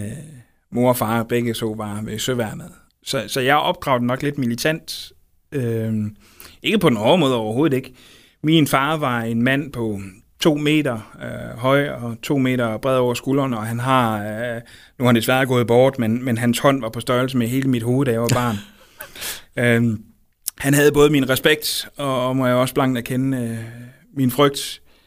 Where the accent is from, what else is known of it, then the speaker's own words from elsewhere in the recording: Aarhus, Central Denmark Region, Denmark; jeg er født og opvokset i Brabrand, som, som ligger lidt uden for Aarhus